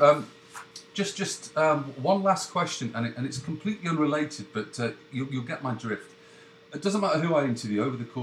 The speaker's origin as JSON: {"language": "English", "country": "United Kingdom", "said": "Being British"}